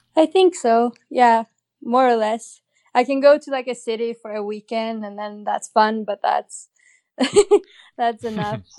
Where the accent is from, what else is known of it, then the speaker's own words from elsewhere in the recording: Åre, Jämtland, Sweden; I grew up in a little ski town in northern Sweden